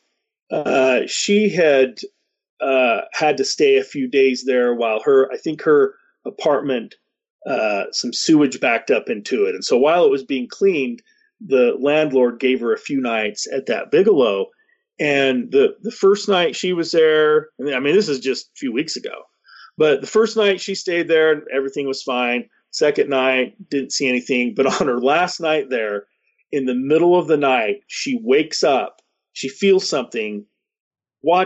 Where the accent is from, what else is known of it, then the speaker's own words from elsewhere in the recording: Salt Lake City, Utah, United States; now in Ogden, United States; Like I didn't grow up here. I grew up down in Salt Lake, but I love Ogden now. I feel more at home here in Ogden.